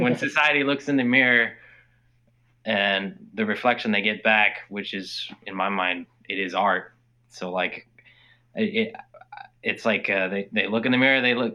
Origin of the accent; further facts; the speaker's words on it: Anchorage, Alaska, United States; anchorage where we're from is south central